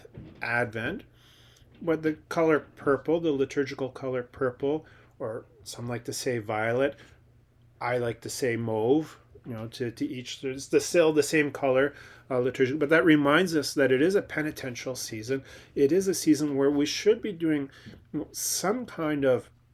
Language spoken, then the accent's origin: English; Newmarket, Ontario, Canada; Market Brewing Company in Newmarket, my hometown